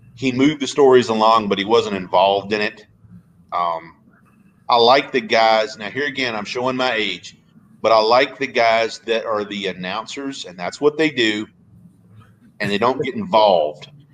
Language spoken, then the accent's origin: English; outside of Richmond, Virginia, United States; I grew up outside of Richmond, Virginia, which was the Jim Crockett territory.